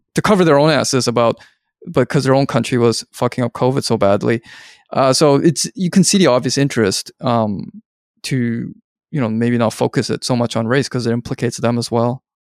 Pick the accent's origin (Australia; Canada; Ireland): Canada; Vancouver, British Columbia; I'm from Vancouver, where there were a lot of Hong Kong people when I was growing up